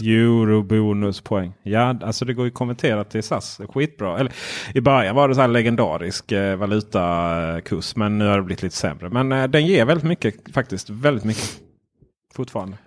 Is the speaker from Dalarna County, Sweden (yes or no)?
no; Ronneby, Blekinge, Sweden; Jag är från Ronneby